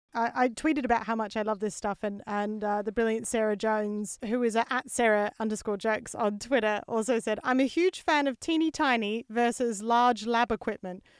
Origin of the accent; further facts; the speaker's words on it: Australia; being an Aussie because as Australians